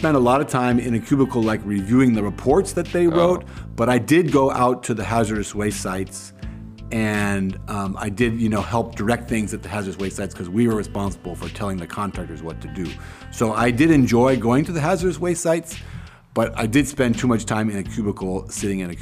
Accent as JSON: {"language": "English", "town": "San Francisco", "region": "California", "country": "United States", "tie": "born or raised there", "also_born_or_lived": "Kenya / Bozeman, Montana", "moved": "as an adult", "lives_now": "Berlin, Germany", "said": "I grew up in San Francisco, which was a great place to grow up"}